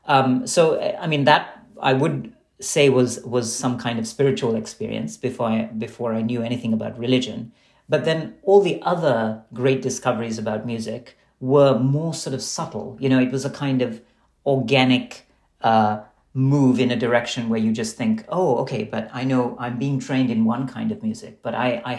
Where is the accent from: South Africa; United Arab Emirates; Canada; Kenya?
United Arab Emirates; Dubai; And what I loved about growing up in Dubai was that while I was actually studying in Western schools and taking Western music classes